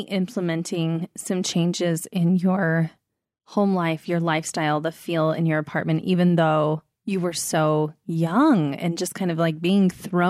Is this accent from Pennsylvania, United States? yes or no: no; Sandy, Utah, United States; I grew up in Sandy too.